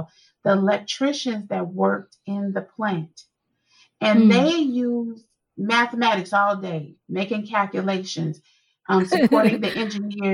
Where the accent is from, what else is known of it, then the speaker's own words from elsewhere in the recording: Meridian, Mississippi, United States; we call it whoopings when I'm from Meridian, Mississippi